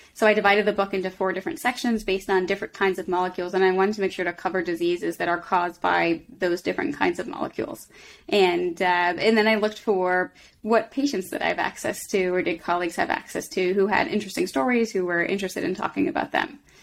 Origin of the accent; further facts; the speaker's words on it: Boston, Massachusetts, United States; moved away as an adult; now in Philadelphia, United States; I grew up in Boston, and then I came to, to Philly for medical school